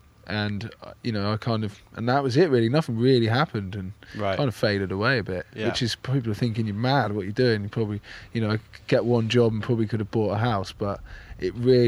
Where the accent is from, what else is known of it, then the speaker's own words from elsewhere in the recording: England, United Kingdom; I'm from England